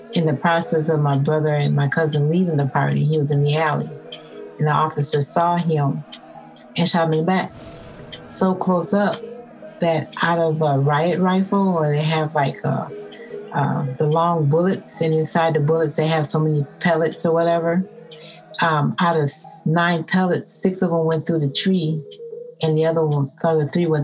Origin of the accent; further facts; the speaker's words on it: Minneapolis, Minnesota, United States; I'm from Minneapolis, Minnesota